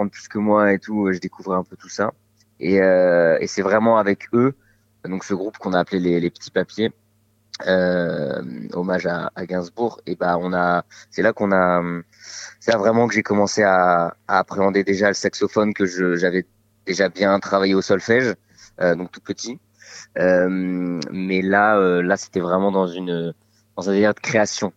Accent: Bordeaux, Nouvelle-Aquitaine, France; j'ai grandi à Bordeaux

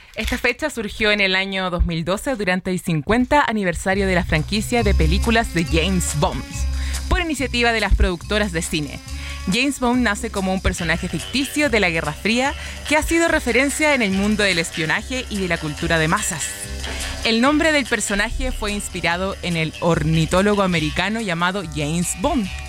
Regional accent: Chile; now in Mexico; vengo de Chile

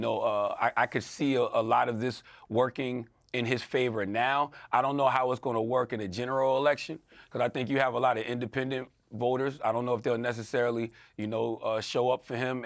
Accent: United States; As an American

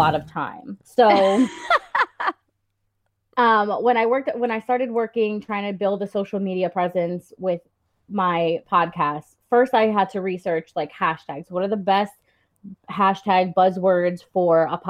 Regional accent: New Jersey, United States; I'm from New Jersey

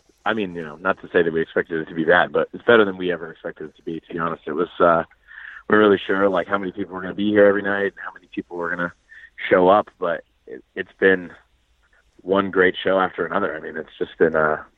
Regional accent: Boston, Massachusetts, United States; Yeah, I'm from Boston.

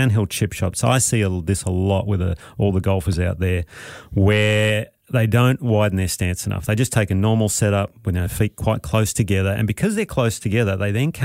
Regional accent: Australia; I'm Australian.

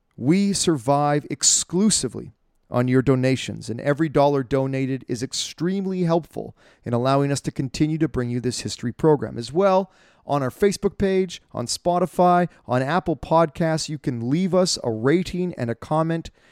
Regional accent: Canada

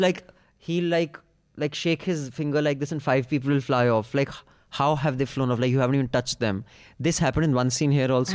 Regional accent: India; as an Indian

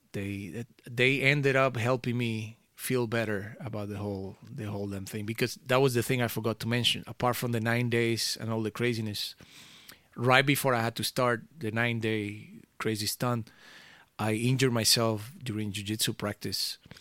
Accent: Venezuela; now in Amsterdam, Netherlands; I grew up in Venezuela

